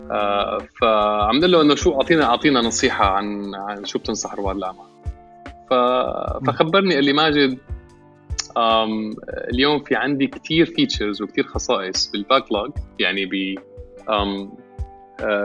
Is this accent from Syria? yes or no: yes; Syria; now in Canada; انا انا انا انا سوري كندا